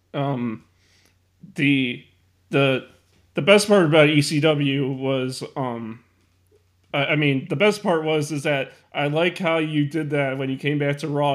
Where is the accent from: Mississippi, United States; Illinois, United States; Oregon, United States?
Illinois, United States; Chicago; my hometown of Chicago, Illinois